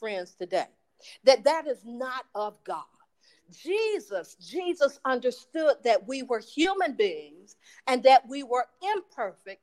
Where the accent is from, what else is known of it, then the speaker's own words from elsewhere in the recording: Florida, United States; moved away as an adult; now in Chicago, United States; I've lived in Chicago for many years, so Chicago is more home to me than the 18 years that I grew up in Florida